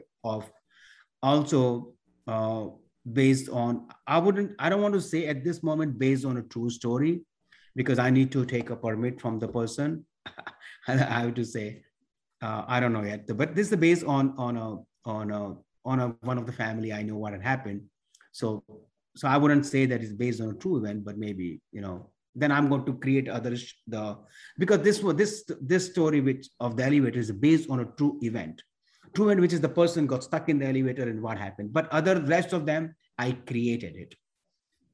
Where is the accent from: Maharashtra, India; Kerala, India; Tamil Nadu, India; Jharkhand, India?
Maharashtra, India; Mumbai; moved away; I was born and raised in India, which is the part is called Mumbai, which is used to call Bombay before